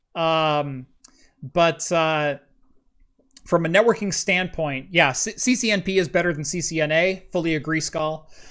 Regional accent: Oregon, United States; I'm from Oregon

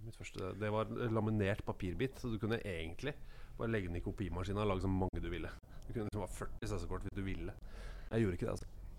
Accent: Molde, Møre og Romsdal, Norway; jeg er født i Molde

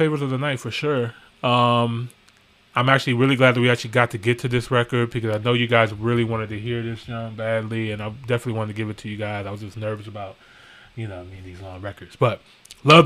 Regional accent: United States; we're American too

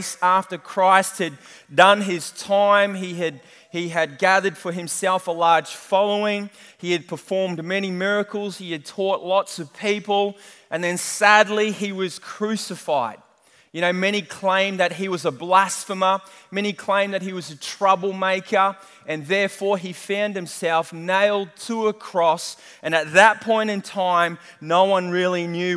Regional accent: New Zealand; moved away; I am a Kiwi

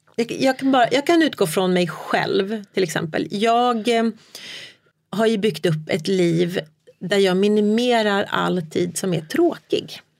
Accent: Sweden; moved away as an adult; also born or lived in China; När vi flyttade tillbaka från Kina till mm. Sverige

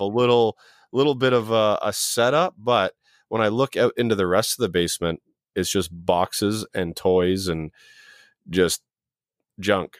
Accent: Brampton, Ontario, Canada; I grew up in Brampton

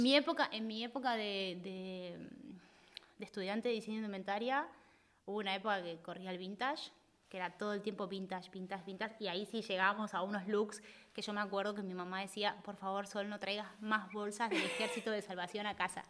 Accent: Argentina; also born or lived in Spain; now in Barcelona, Spain; nosotros somos, el argentino es muy intenso.

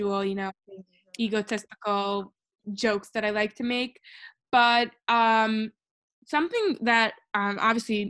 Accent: New York City, New York, United States; I was born in Brooklyn, Crown Heights, New York, in 1996

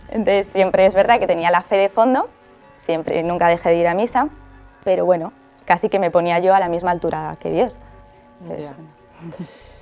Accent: Alcalá de Henares, Community of Madrid, Spain; tengo 20 años, soy de Alcalá de Henares

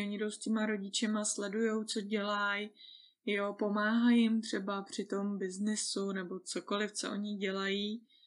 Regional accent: Czechia; já jsem Češka

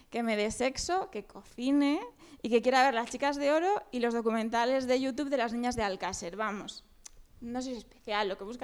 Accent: Sabadell, Catalonia, Spain; Yo soy de Sabadell.

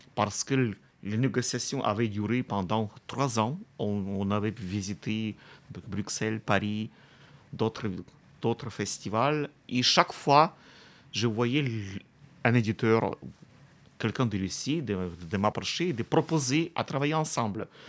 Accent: Kamianske, Dnipropetrovsk Oblast, Ukraine; J'aime beaucoup ma ville natale

